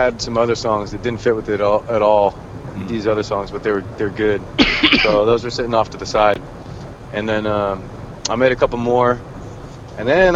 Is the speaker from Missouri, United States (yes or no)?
no; Northern California, United States; I'm from Northern California